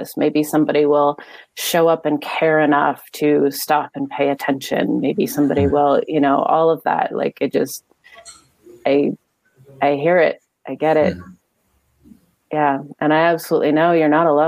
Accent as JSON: {"language": "English", "region": "Pacific Northwest", "country": "United States", "tie": "born or raised there", "said": "I was in elementary school, and growing up in the Pacific Northwest"}